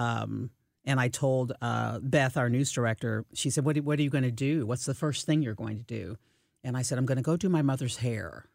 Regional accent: Fort Leonard Wood, Missouri, United States; I was born in Fort Leonard, Wood, Missouri

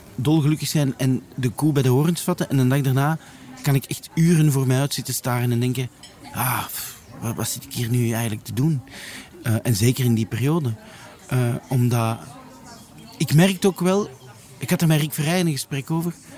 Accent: Leuven, Flanders, Belgium; also born or lived in Antwerp / Brussels; now in Lier, Belgium; ik ben eigenlijk van Leuven

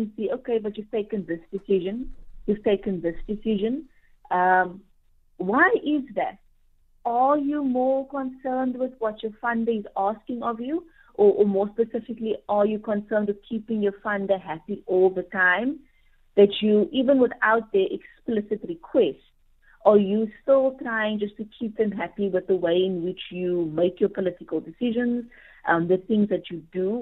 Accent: South Africa

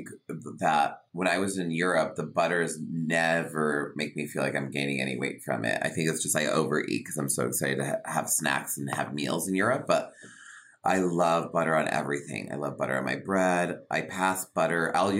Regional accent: Connecticut, United States; my mother's from Havana and my father's from Sicily, but my parents met in Connecticut. And then I was born and raised in Connecticut on the East Coast.

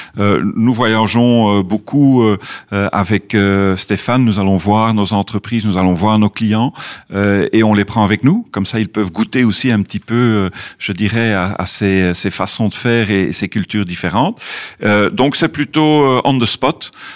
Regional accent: Belgium; comme Belge évidemment, on est très ouvert sur le monde. On a un tout petit pays

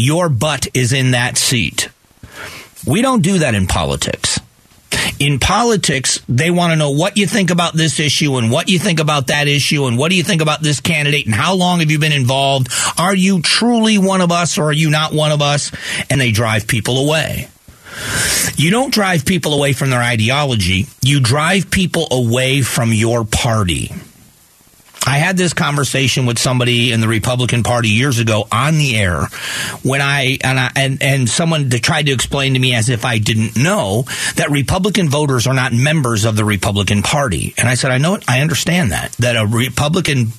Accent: Florida, United States; now in Arizona, United States; I grew up in Florida

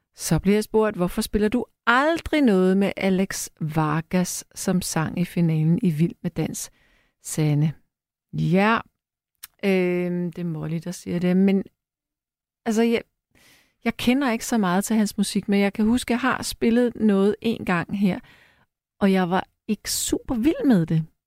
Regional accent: Frederiksberg, Capital Region of Denmark, Denmark; på Frederiksberg, hvor jeg er opvokset

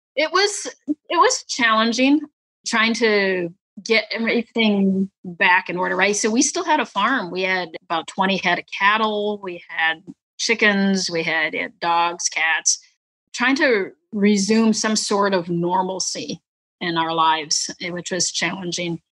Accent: northern Wisconsin, United States; also born or lived in Vietnam / Clovis, New Mexico / San Antonio, Texas; we moved up to northern Wisconsin, where my mom was from. So we moved up to the house right across the street from my my grandma and grandpa mm. and that's where we grew up in a very very small town

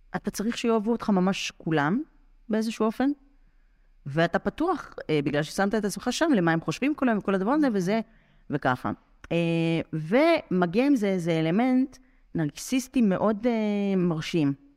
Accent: Rehovot, Central District, Israel; אני גדלתי ברחובות

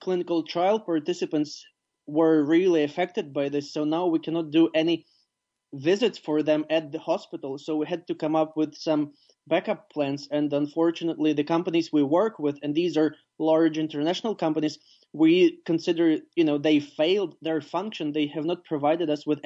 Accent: Ivano-Frankivsk, Ivano-Frankivsk Oblast, Ukraine; my hometown, Ivano-Frankivsk

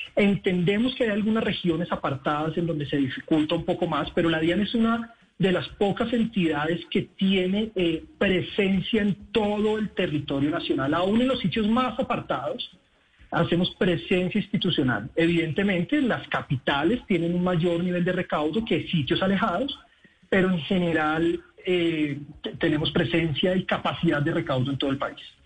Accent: Colombia; como colombianos

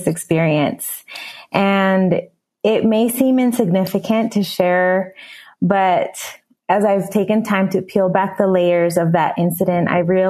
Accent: San Diego, California, United States; moved away as an adult; also born or lived in Mexico / Utah / Costa Rica; now in San José, Costa Rica; the area that I grew up in San Diego, California, very close to the border

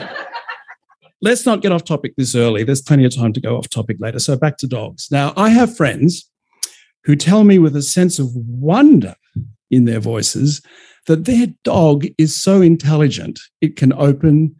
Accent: Melbourne, Victoria, Australia; I'm from Melbourne

